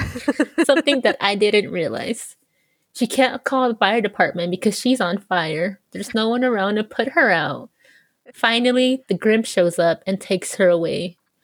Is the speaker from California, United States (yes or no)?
yes; California, United States; Califia, the fictional Amazon queen where my home state, California, gets its name.